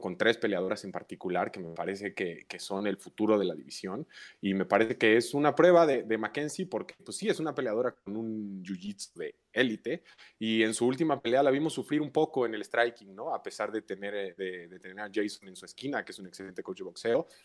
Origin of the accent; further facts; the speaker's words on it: Mexico City, Mexico; soy mexicano, nací en la Ciudad de México, vivo actualmente en la Ciudad de México, he residido en esta ciudad casi la totalidad de mi vida.